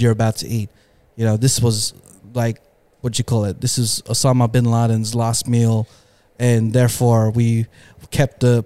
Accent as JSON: {"language": "English", "country": "Philippines", "said": "I'm Filipino."}